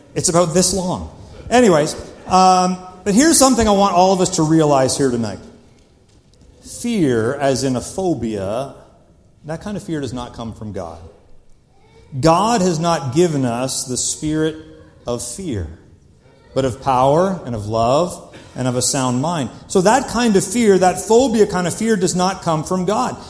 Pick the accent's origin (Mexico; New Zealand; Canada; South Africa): Canada; I am Canadian